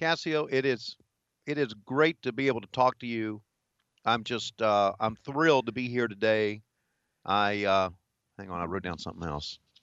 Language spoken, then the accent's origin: English; Virginia, United States; moved away as an adult; also born or lived in Charlotte, North Carolina / Greensboro, North Carolina; growing up in Virginia